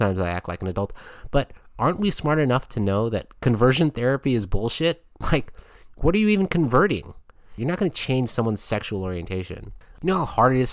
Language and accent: English; United States; my home country of the USA